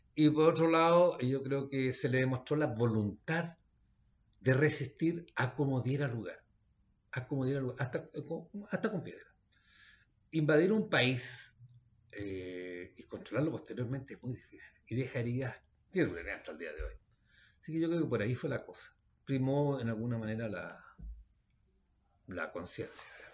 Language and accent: Spanish; Chile